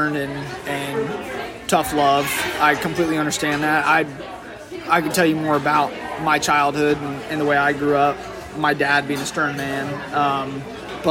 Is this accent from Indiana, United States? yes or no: yes; Indiana, United States; also born or lived in Illinois; I moved to Indiana when I was about 3